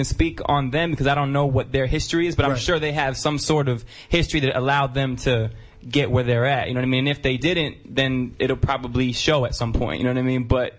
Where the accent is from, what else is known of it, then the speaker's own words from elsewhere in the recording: Byram, Connecticut, United States; Byram, Connecticut.